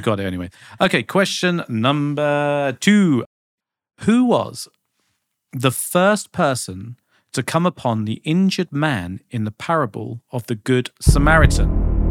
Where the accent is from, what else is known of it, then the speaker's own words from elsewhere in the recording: United Kingdom; I just did what any, you know, decent visiting Brit would